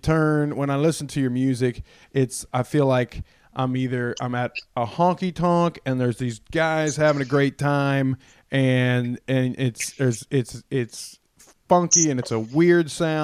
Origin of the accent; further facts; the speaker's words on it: Athens, Georgia, United States; This is us, man. We're from Athens, Georgia, and we're, you know, we like certain things.